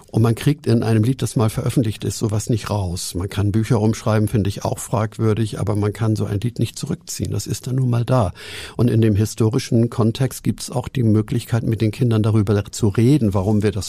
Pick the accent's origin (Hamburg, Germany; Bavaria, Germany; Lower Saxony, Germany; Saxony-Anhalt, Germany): Hamburg, Germany; ich bin ja auch ein Hamburger.